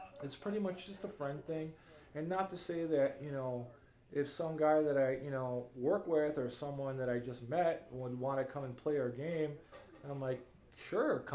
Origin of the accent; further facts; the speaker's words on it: Chicago, Illinois, United States; Growing up in Chicago and, you know, growing up poor too